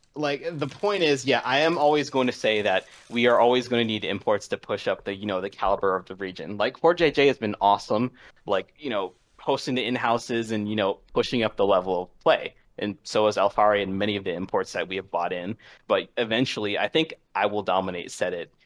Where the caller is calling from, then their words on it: Washington, District of Columbia, United States; calling from, uh, Washington, D C.